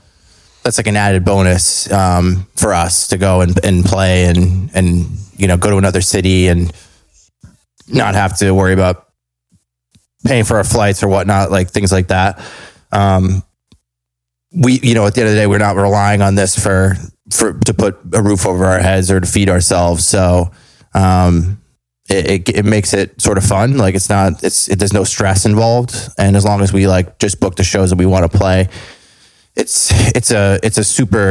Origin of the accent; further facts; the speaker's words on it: East Coast, United States; I'm from the East Coast